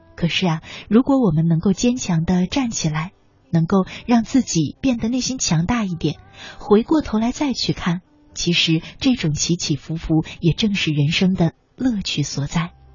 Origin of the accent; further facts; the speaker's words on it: China; 我们中国人啊